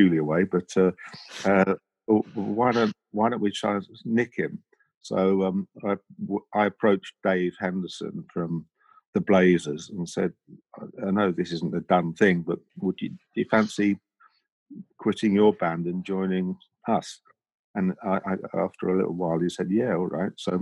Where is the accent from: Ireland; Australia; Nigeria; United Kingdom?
United Kingdom; London; moved away as an adult; also born or lived in Leicester; I'm from Crystal Palace in South London